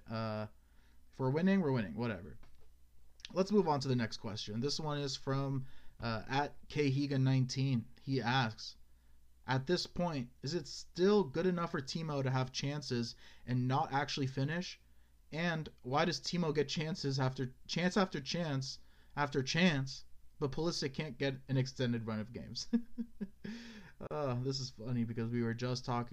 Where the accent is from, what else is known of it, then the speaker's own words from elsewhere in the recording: United States; As an American fan